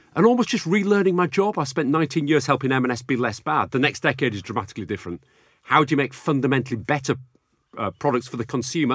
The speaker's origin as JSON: {"language": "English", "town": "Bradford", "region": "Yorkshire and the Humber", "country": "United Kingdom", "tie": "born or raised there", "also_born_or_lived": "Sheffield", "said": "growing up in Bradford"}